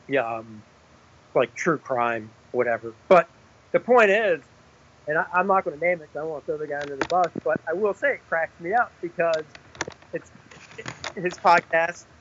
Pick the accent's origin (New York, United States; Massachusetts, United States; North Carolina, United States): North Carolina, United States; Charlotte; my hometown, you know, my backyard